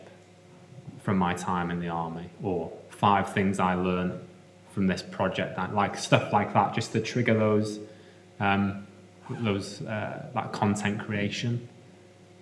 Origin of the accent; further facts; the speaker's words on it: North Wales, United Kingdom; moved away as an adult; now in Bristol, United Kingdom; we're from North Wales